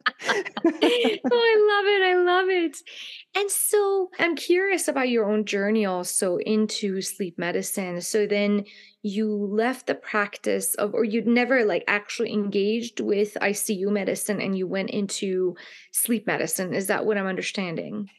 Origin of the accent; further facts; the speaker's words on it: Iran; moved away; I grew up in a culture myself, in the Persian culture, I'm from Iran